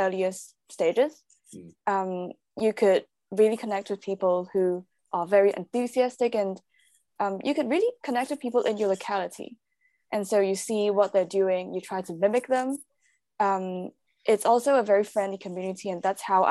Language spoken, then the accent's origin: English; Hong Kong; moved away as an adult; now in London, United Kingdom; I'm originally from Hong Kong. So I grew up there. I was born there, grew up there. I studied there until uni, and then I moved to London.